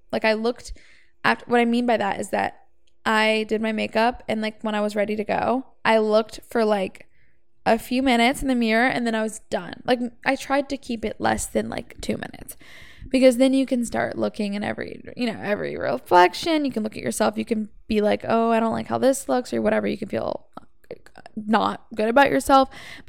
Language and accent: English; Savannah, Georgia, United States; also born or lived in Atlanta; now in Los Angeles, United States; I come from Savannah and Atlanta, Georgia is where I lived 4 years before LA.